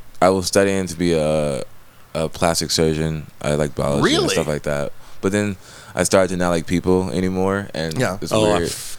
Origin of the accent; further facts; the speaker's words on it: Inglewood, California, United States; also born or lived in Long Beach; now in Hollywood, United States; I'm from Inglewood.